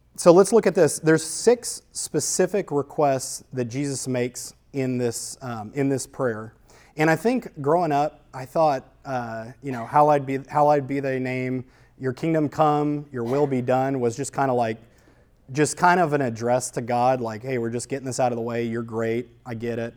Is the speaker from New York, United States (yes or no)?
no; New Orleans, Louisiana, United States; I grew up in New Orleans